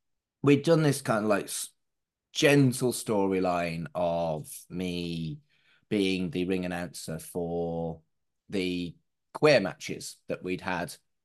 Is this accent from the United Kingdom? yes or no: yes; Wolverhampton, West Midlands, United Kingdom; moved away as an adult; now in Manchester, United Kingdom; Yeah, I grew up in Wolverhampton. Moved to Manchester in 97. If someone asks me, I'll say I'm from Manchester.